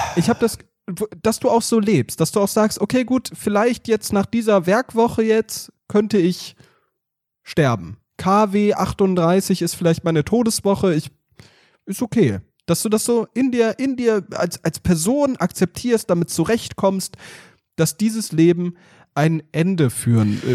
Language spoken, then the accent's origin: German; Hesse, Germany; sagt man ja hier in Hessen. Ich bin ja waschechter Hesse